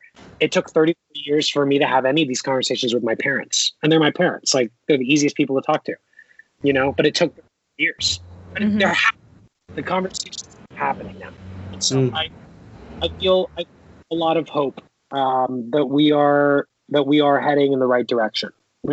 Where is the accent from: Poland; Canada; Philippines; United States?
Philippines; I have a millionaire neighbor who's Indian and I'm Filipino. And, you know, we came from nothing, but we came here.